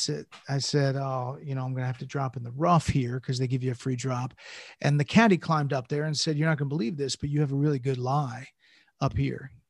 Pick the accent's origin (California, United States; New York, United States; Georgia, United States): Georgia, United States; Atlanta; moved away; also born or lived in New Jersey; I moved from New Jersey to Atlanta